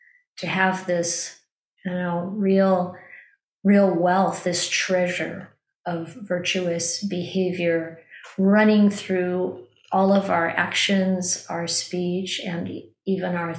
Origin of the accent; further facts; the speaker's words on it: Midwest, United States; when I was a child growing up in the Midwest